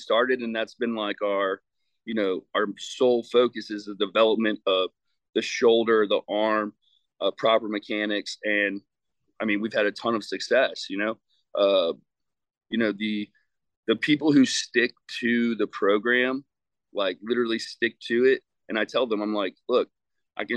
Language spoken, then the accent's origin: English; Virginia, United States; moved away as an adult; also born or lived in St. Louis, Missouri; So I came home to Virginia from St. Louis in 2018 in January.